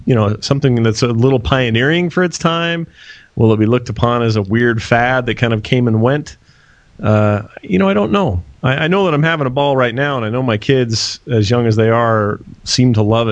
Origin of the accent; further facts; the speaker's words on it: Salt Lake City, Utah, United States; I'm born and raised in Salt Lake City, Utah